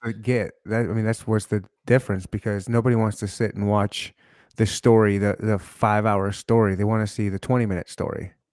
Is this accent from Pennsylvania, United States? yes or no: no; Michigan, United States; now in Kansas City, United States; I was born and raised in Michigan, so I'm close to Canada also